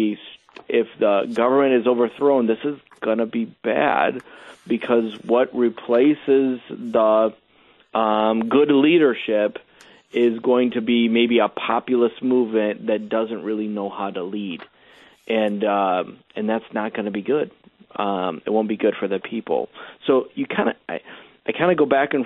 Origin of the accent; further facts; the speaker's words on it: United States; As an American